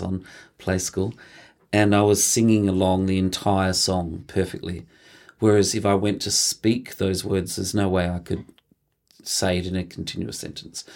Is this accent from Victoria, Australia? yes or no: yes; Mildura, Victoria, Australia; I was born in Mildura, uh, in the northwest of Victoria. We grew up on a grape farm, so we're a country family.